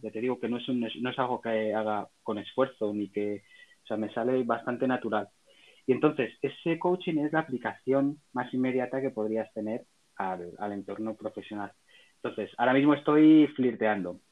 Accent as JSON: {"language": "Spanish", "town": "Salamanca", "region": "Castile and León", "country": "Spain", "tie": "born or raised there", "said": "soy un ciudadano nacido en Salamanca, Salmantina"}